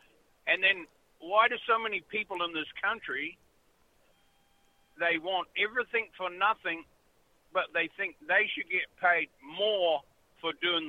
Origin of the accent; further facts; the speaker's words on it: Deep South, United States; I'm the deep south. Yeah.